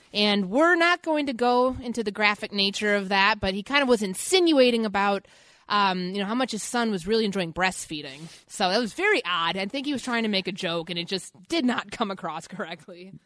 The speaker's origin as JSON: {"language": "English", "town": "Chicago", "region": "Illinois", "country": "United States", "tie": "born or raised there", "moved": "yes", "said": "going to Chicago for me, that was my first, um, my first Vikings, uh, game covering the Vikings in my hometown"}